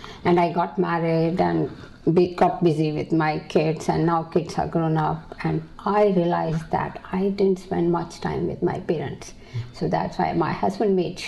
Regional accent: New Delhi, Delhi, India; moved away as an adult; now in United States; I was born in India, in New Delhi

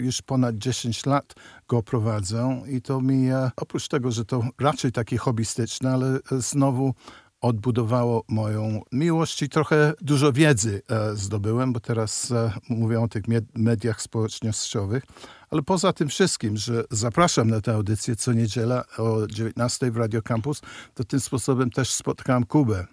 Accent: United Kingdom; moved away as an adult; now in Warsaw, Poland; Pochodzę z Wielkiej Brytanii, gdzie się urodziłem

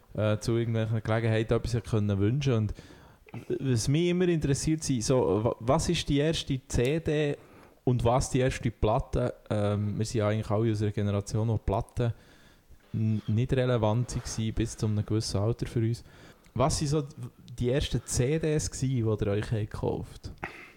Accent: Thun, Bern, Switzerland; bin aus Thun

